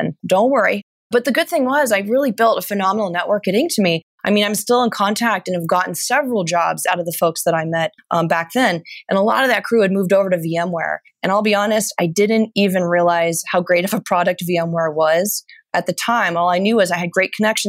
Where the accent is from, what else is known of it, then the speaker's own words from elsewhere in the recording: Ventura County, Southern California, United States; also born or lived in San Luis Obispo, California; actually from Southern California, natively, I grew up in Ventura County